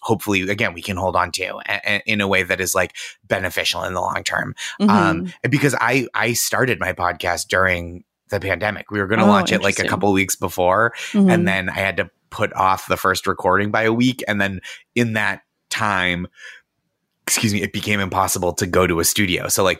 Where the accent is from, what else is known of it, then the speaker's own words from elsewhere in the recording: Boston, Massachusetts, United States; I'm 36. I was born in 85. And I think my consciousness, and I'm from the Boston area.